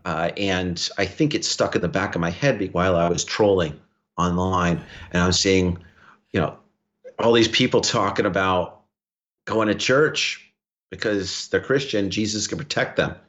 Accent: New York City, New York, United States; as a New Yorker

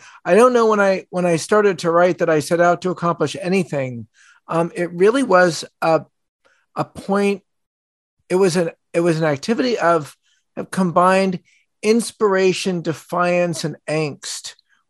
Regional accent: United States; I'm an American Jew.

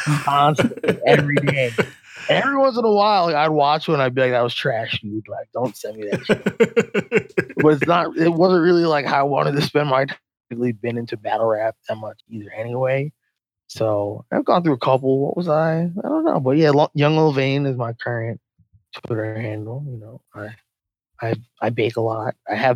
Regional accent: Philadelphia, Pennsylvania, United States; also born or lived in Long Island; now in Nashville, United States; So Philly originally, and currently reside in Nashville.

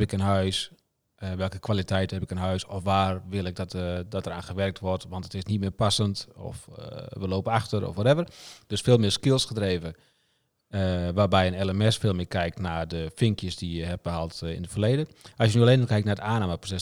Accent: Friesland, Netherlands; ik kom ook uit Friesland.

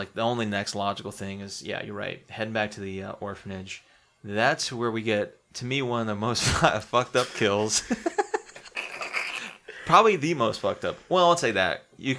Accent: South Carolina, United States; Growing up in South Carolina

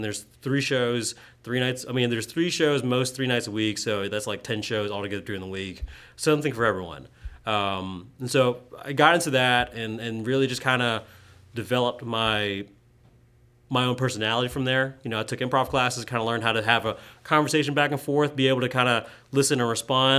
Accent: Greenville, South Carolina, United States; So I am born and raised in Greenville. I'm a first generation from Vietnamese immigrants.

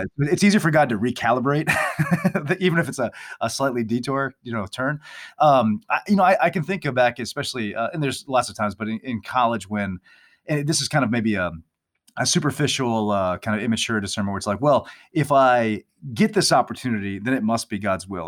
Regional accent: Ohio, United States; moved away as an adult; now in Atchison, Kansas, United States; I grew up in Ohio, but I've been living in Kansas for a number of years teaching here.

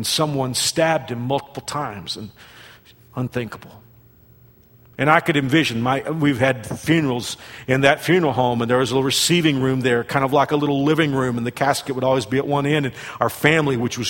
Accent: Fort Worth, Texas, United States; also born or lived in Burnet, Texas; who also lived in Fort Worth, my hometown

